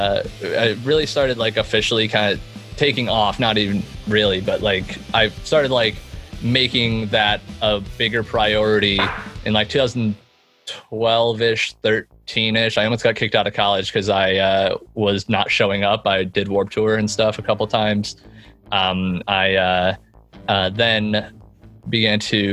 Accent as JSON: {"language": "English", "town": "Chicago", "region": "Illinois", "country": "United States", "moved": "yes", "lives_now": "Indianapolis, United States", "said": "I am originally from Chicago"}